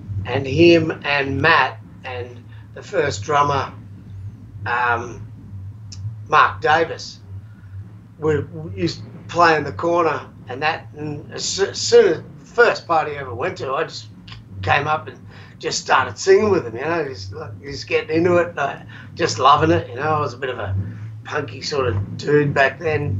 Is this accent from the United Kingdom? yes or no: no; Darwin, Northern Territory, Australia; also born or lived in Victoria, Australia; I moved from Victoria to Darwin, and the first guy I sat next to in my home class at Dripstone High School in Darwin